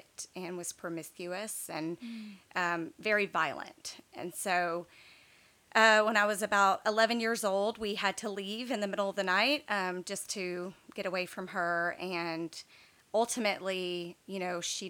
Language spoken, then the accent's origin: English; East Texas, United States; also born or lived in Baton Rouge, Louisiana; we moved to East Texas when I was in, I guess, third grade.